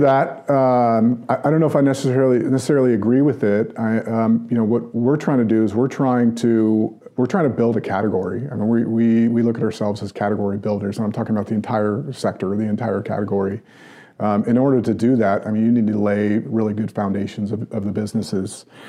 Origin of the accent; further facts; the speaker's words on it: United States; an American businessman